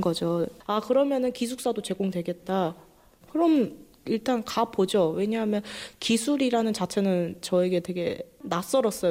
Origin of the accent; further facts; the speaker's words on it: Bangladesh; Korean is a second language; now in Jecheon, South Korea; 방글라데시에서 왔어요